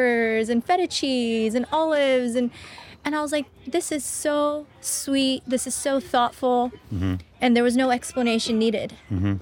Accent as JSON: {"language": "English", "town": "Tustin", "region": "California", "country": "United States", "tie": "born or raised there", "said": "I'm from Teston, California, where there's like a church on every block, pretty much"}